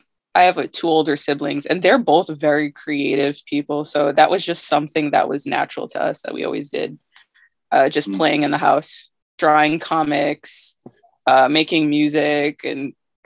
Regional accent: Massachusetts, United States; also born or lived in Syracuse, New York / Hartford, Connecticut; I was born in Syracuse, New York. Okay. And then part of my childhood, I was living in Hartford, Connecticut. And then when I was like 8, I moved to Massachusetts, like a really small rural town south of Boston. So I've been there for most of my life.

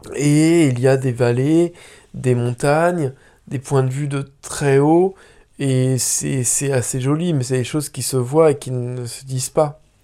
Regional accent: Vendée, Pays de la Loire, France; moved away; je viens de la Vendée

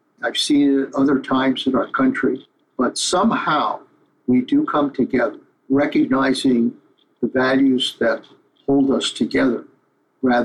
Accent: United States; our values as Americans

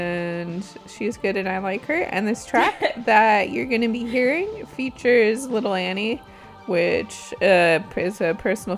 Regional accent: Southern California, United States; I'm from Southern California.

